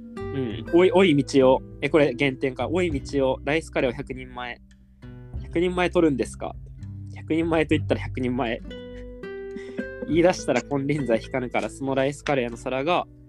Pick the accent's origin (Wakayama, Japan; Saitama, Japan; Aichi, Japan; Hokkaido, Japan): Wakayama, Japan; 僕、和歌山県出身